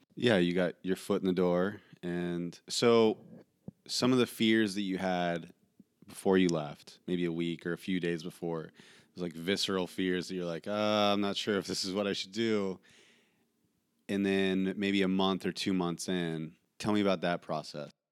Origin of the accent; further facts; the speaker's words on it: small town Ohio, United States; coming from small town Ohio